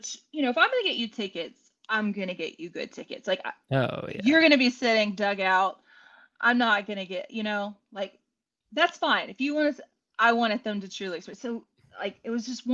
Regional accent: Winnie, Texas, United States; I'm from Winnie, Texas.

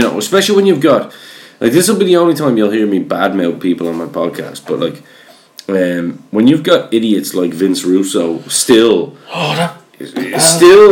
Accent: Ireland; I'm Irish.

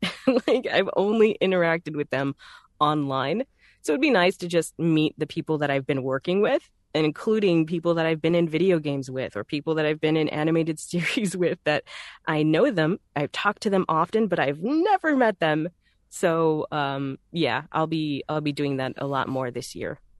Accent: Texas, United States; accent: Southern; I'm from Texas, so th, that accent is very native

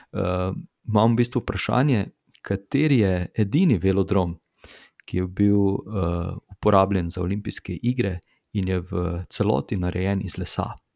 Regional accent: Slovenia

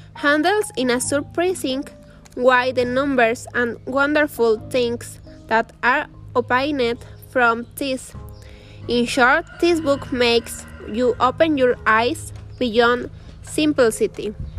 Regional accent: Luvianos, State of Mexico, Mexico; English is a second language; I am from Lubianos, Mexico.

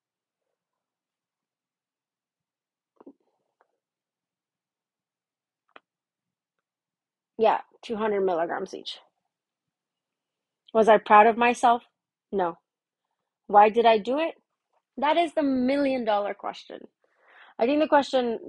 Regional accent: Miami, Florida, United States; moved away; I'm from Miami.

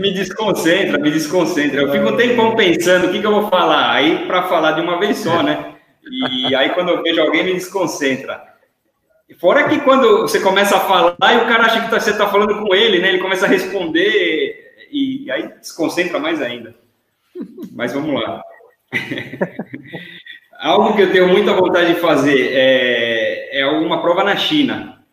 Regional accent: Brazil; moved away; Aqui, quando eu falo que eu sou brasileiro, os caras já me perguntam se eu sou do Rio

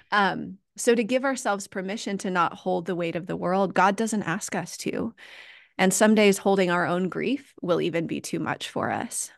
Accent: United States; I'm an American

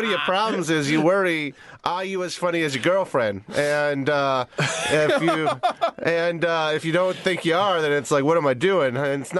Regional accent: East Coast, United States; I'm from the East Coast.

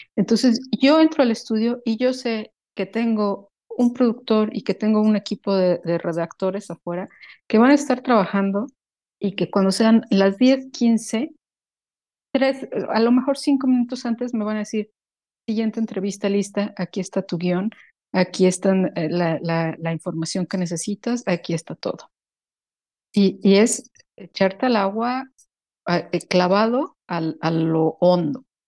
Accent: Mexico; moved away as an adult; now in Sweden; yo no he dejado de ser mexicana, yo voy a ser mexicana toda mi vida, pero estando en Suecia

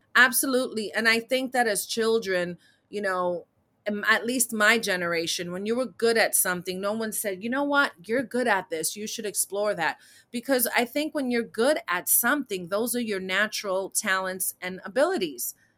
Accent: New York City, New York, United States; I'm a New York City native, born and raised in Manhattan

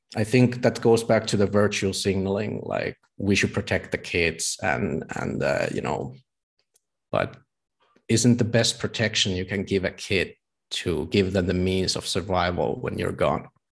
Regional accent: Tampere, Pirkanmaa, Finland; my hometown in Tampere.

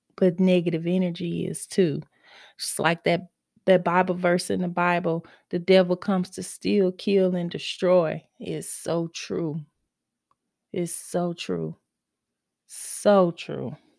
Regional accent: Mississippi, United States; now in Texas, United States; I am from Mississippi and I moved, I'm now in Texas, I'm still here

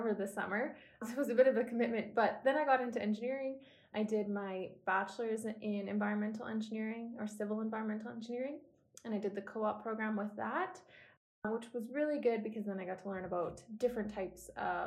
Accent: Innisfail, Alberta, Canada; also born or lived in Edmonton; I grew up in Innisfil, which is a small town about 2 hours south of Edmonton

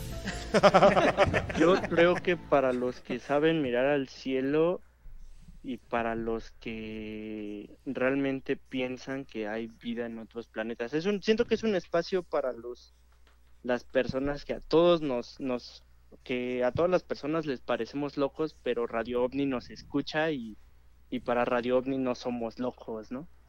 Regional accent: Cuautitlán, State of Mexico, Mexico; Yo soy de aquí de Cuautitlán de Romero Rubio

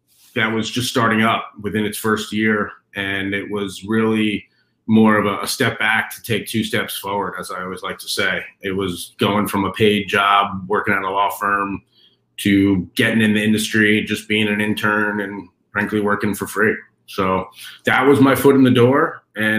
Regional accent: East Northport, New York, United States; I grew up on Long Island on the North Shore. I went to John Glenn High School in East Northport

